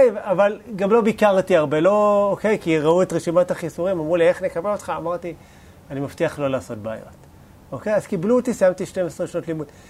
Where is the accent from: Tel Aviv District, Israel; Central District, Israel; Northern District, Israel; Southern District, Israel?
Tel Aviv District, Israel; Bat Yam; גדלתי בשכונה לא כזאת מפוארת